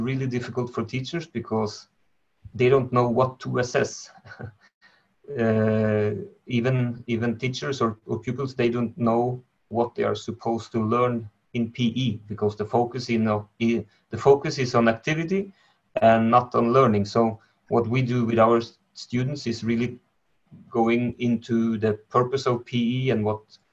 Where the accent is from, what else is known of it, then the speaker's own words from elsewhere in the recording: Norway; I'm from Norway